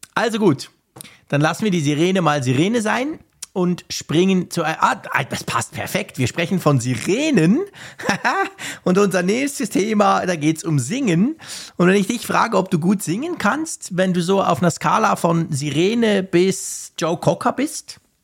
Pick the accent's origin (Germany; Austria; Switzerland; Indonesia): Switzerland; als Schweizer